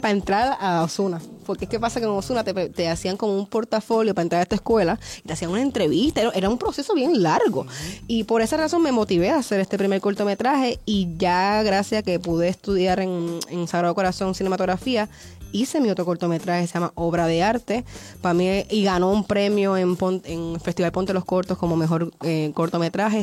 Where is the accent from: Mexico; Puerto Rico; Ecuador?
Puerto Rico; Canóvanas; now in Santurce, Puerto Rico; yo soy de Puerto Rico, de Canóvanas. Realmente soy de Canóvanas. Estoy viviendo en Santurce actualmente.